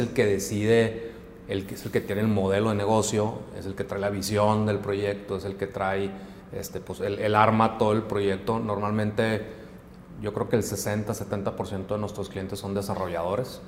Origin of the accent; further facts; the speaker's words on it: Hermosillo, Sonora, Mexico; moved away as an adult; now in Monterrey, Mexico; yo soy originario de Hermosillo, yo llegué aquí a Monterrey a estudiar al TEC de Monterrey